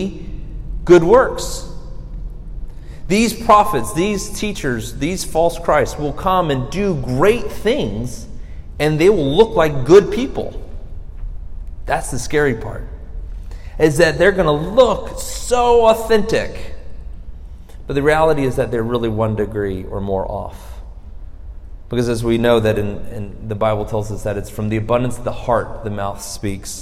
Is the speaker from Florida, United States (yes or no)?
yes; Florida, United States; I'm from Florida